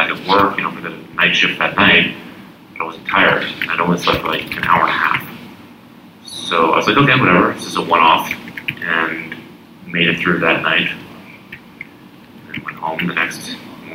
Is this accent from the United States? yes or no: yes; Texas, United States; moved away as an adult; also born or lived in Montreal, Canada / New York, United States; I am actually a Texan and did all my schooling in Texas